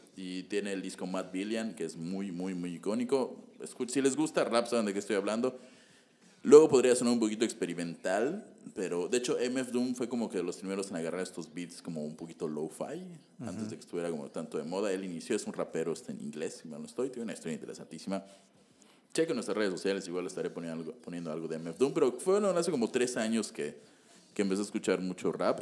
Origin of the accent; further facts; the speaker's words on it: Yucatán, Mexico; recordemos que estamos en Yucatán